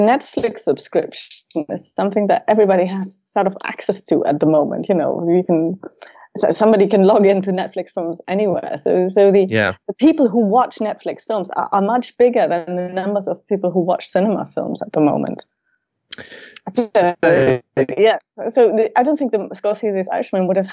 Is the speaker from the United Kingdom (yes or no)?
no; Germany; moved away; As a child of communists growing up in Germany